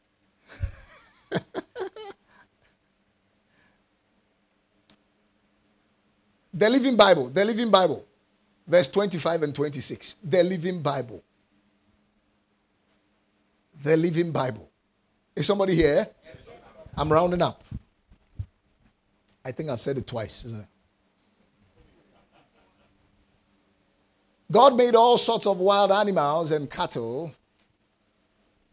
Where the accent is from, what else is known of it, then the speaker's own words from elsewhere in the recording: Ghana; I'm a Ghanaian and I'm defining it by where my parents found themselves and gave birth to me